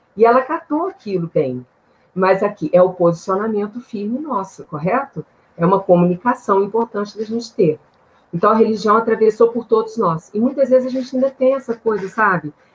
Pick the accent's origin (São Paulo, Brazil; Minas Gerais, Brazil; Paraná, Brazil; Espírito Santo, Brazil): Minas Gerais, Brazil; Eu sou de Minas Gerais